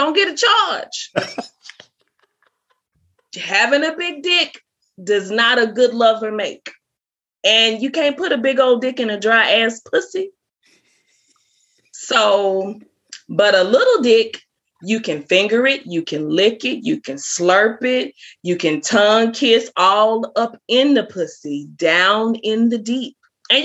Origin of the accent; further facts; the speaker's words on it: the South, United States; also born or lived in Biloxi, Mississippi; I'm from the South